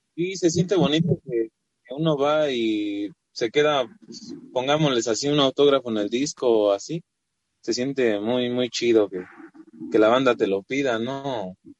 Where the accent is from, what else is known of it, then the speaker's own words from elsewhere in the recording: Ecatepec, State of Mexico, Mexico; Somos de Catepec, Estado de México